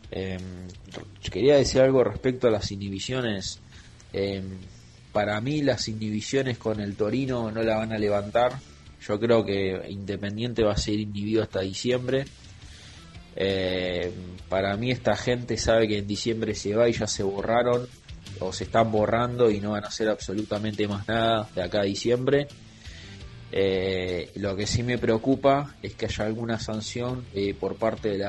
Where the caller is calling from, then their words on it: Ferrere, Buenos Aires Province, Argentina; de la Ferrere